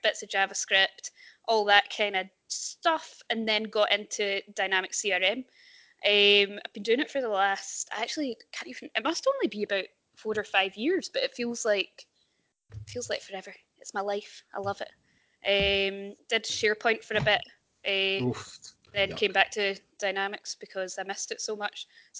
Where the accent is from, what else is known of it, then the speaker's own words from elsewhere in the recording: Ayrshire, Scotland, United Kingdom; accent: Glasgow; moved away as an adult; also born or lived in Edinburgh; now in Glasgow, United Kingdom; So I am originally from Ayrshire. So that's west coast of Scotland, for anyone who doesn't know. I then went to uni in Edinburgh, where I studied painting